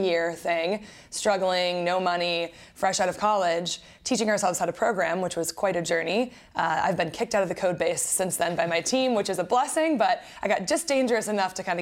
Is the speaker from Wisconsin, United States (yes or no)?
yes; Wisconsin, United States; now in Florida, United States; I grew up in Wisconsin and met my co-founder while we were in college.